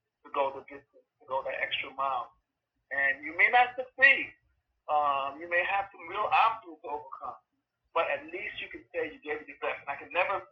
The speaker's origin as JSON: {"language": "English", "region": "New York", "country": "United States", "said": "I come from New York, and New York is a big theater town"}